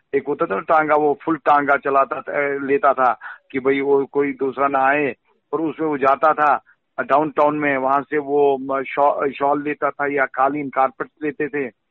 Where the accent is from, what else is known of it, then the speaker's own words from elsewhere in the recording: Srinagar, Jammu and Kashmir, India; मैं पला बड़ा हूँ बिल्कुल लाल चौक में जहाँ ला, जिस लाल चौक में मैं रहा पैदा ही हुआ हूँ